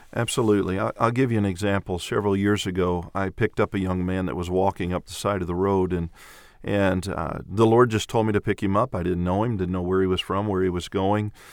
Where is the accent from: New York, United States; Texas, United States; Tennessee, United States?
Tennessee, United States; Clarksville; also born or lived in Venezuela; I'm from Clarksville, Tennessee, and my wife and I have been in the ministry for twenty-eight years